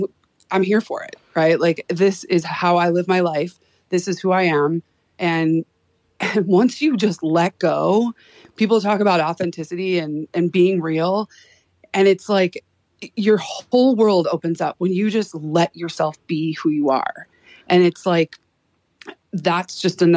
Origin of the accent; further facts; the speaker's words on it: Chicago, Illinois, United States; moved away as an adult; now in Boise, United States; Here in Boise, Idaho, actually in my 20s, growing up in Chicago